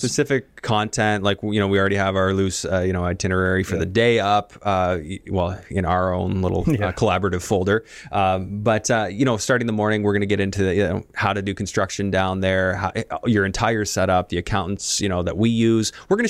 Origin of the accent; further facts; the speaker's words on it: Canada; Like, no, as a Canadian, you don't want to.